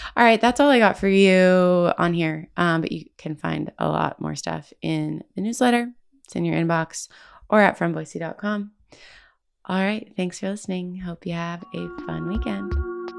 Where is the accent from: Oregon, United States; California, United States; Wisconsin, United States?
Oregon, United States; now in Boise, United States; I'm from Oregon.